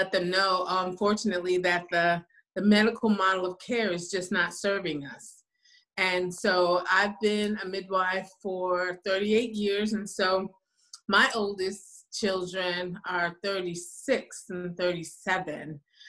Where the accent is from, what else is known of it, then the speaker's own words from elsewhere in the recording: New Haven, Connecticut, United States; now in Houston, United States; I am a midwife in Houston, Texas. I hail from New Haven, Connecticut.